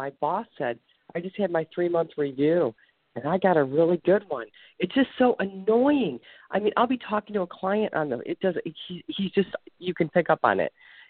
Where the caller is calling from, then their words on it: Ohio, United States; I'm calling from Ohio.